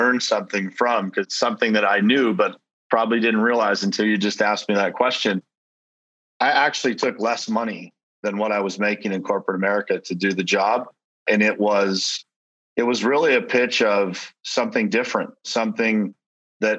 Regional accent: Pittsburgh, Pennsylvania, United States; moved away as an adult; now in South Florida, United States; I relocated from my hometown of Pittsburgh, Pennsylvania, down to South Florida

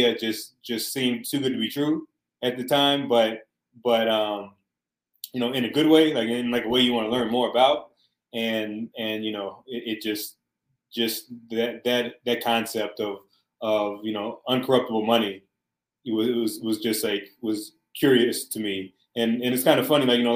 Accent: Alabama, United States; moved away; I'm originally from Alabama

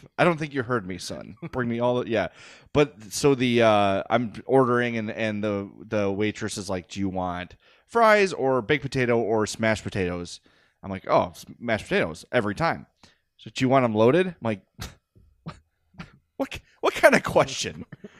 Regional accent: Oak Lawn, Illinois, United States; I grew up in Oak Lawn. I was raised in Oak Lawn.

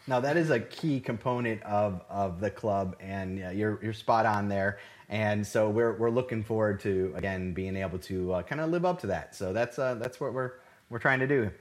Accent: Cleveland, Ohio, United States; moved away as an adult; now in Houston, United States; originally born and raised in Cleveland, Ohio

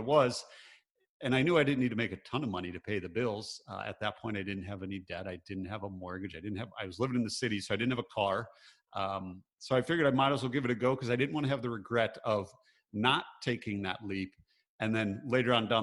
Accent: Michigan, United States; growing up, I grew up in Michigan. So grew up in the Midwest, pretty blue collar

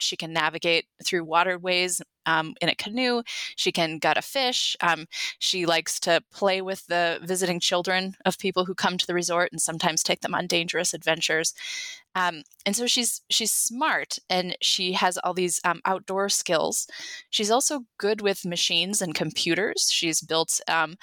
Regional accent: Sturgeon Bay, Wisconsin, United States; I grew up in Door County. I grew up in Sturgeon Bay

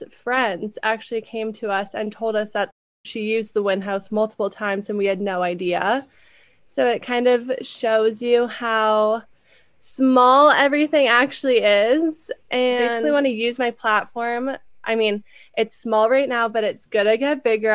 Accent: Sherwood Park, Alberta, Canada; I grew up in Sherwood Park

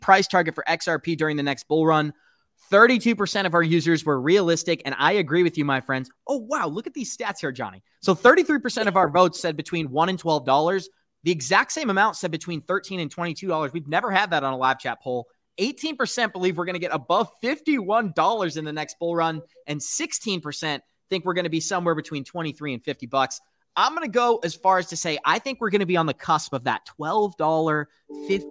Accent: Boston, Massachusetts, United States; I am born and raised in Boston

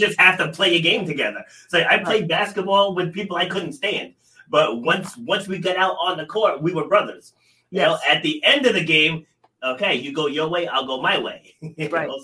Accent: Rhode Island, United States; I'm from small town in Rhode Island, you know, my pa- parents lived on you know acre and a half

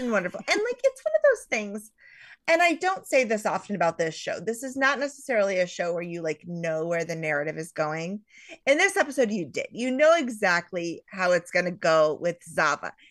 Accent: United States; as an American

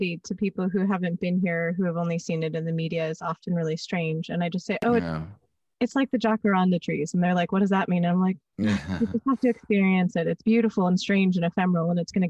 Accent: Los Angeles, California, United States

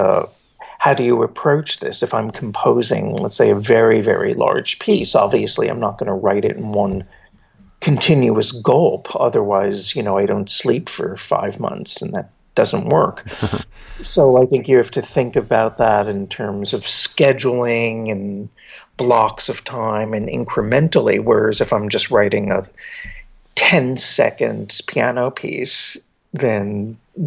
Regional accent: New Jersey, United States; now in New York, United States; I grew up in New Jersey, but I was very close to New York.

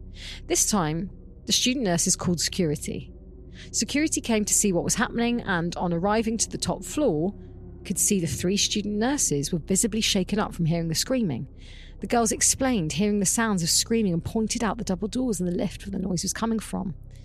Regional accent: Mumbles, Wales, United Kingdom; I'm ready for Creep of the Week, and I'm from the Mumbles, so let's go.

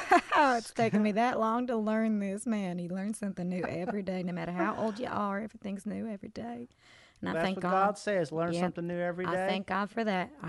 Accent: Biloxi, Mississippi, United States; I'm from Biloxi, and we got a hell of a lot going down there.

